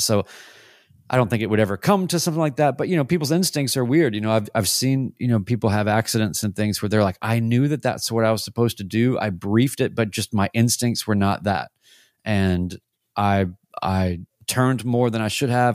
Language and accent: English; Winston-Salem, North Carolina, United States; now in Nashville, United States; I went back home to Winston-Salem, North Carolina, my hometown, uh, here from Nashville